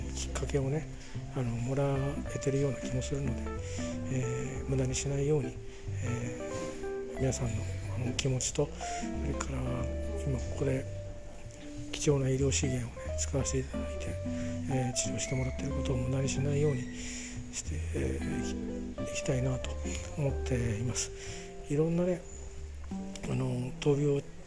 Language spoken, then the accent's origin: Japanese; Kanto, Japan; 関東で関東で育ったんだな俺は